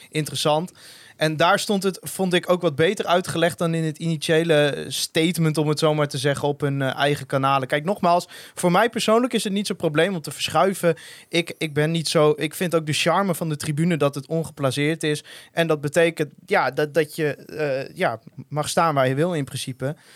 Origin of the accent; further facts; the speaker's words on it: Dalfsen, Overijssel, Netherlands; ik kom uit Dalfse, vriend. Dat is uh, Heinekendorp.